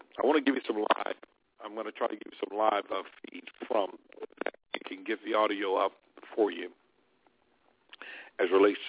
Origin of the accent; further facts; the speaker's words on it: Alabama, United States; out of my home state of Alabama